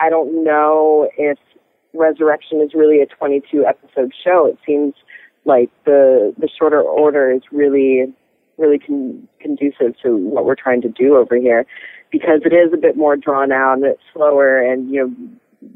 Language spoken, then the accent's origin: English; Minnesota, United States; moved away; I grew up in Minnesota, so I work with a nonprofit theater organization there